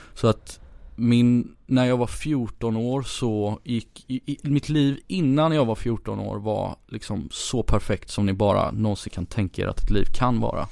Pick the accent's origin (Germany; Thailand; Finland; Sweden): Sweden; Gothenburg, Västra Götaland; moved away as an adult; also born or lived in Ghana / India; now in Stockholm, Sweden; jag är uppvuxen i, i Göteborg